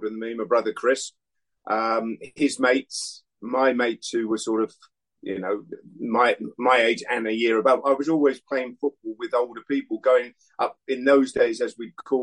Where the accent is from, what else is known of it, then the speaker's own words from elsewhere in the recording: Hampshire, South East England, United Kingdom; I'm from Hampshire